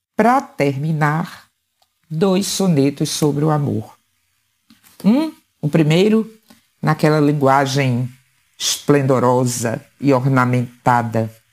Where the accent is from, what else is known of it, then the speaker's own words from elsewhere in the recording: Paraíba, Brazil; Apenas como paraibana